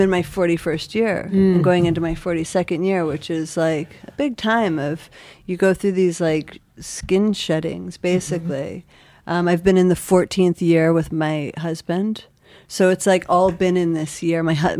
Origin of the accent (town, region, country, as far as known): Buffalo, New York, United States; now in New York, United States